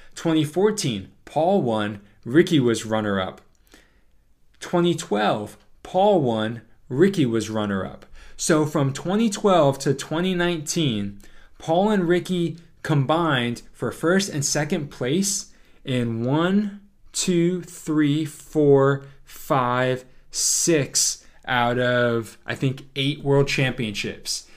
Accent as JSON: {"language": "English", "region": "Northeast", "country": "United States", "tie": "born or raised there", "said": "growing up in the Northeast"}